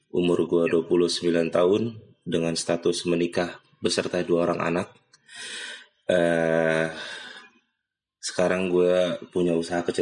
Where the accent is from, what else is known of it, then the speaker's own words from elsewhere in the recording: Cengkareng, Jakarta, Indonesia; gue dari kecil bokap gue gede di Cengkareng gue gede di Cengkareng juga